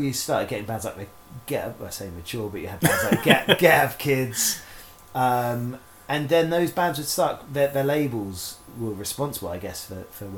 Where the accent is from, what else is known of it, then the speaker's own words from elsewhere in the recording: Isle of Wight, South East England, United Kingdom; also born or lived in Portsmouth; On the Isle of Wight, where I'm from, you have high school still